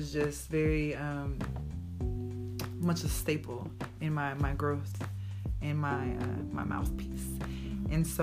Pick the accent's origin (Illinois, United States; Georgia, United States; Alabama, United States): Alabama, United States; Huntsville; now in Texas, United States; I'm from Huntsville, Alabama. I've been in Texas